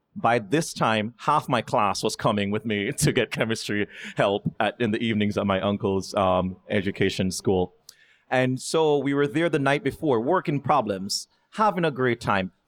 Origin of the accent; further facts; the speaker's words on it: Kingston, Jamaica; moved away as an adult; now in United States; growing up in Jamaica